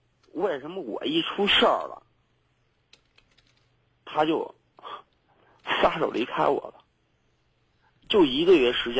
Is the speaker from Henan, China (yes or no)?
yes; Zhengzhou, Henan, China; also born or lived in Beijing; 对。我家就郑州的，然后那什么呢，就是说，